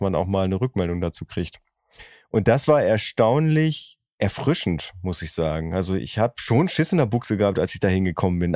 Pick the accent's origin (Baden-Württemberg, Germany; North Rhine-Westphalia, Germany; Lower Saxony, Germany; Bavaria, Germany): North Rhine-Westphalia, Germany; Oerlinghausen; in meiner Heimatstadt Oerlinghausen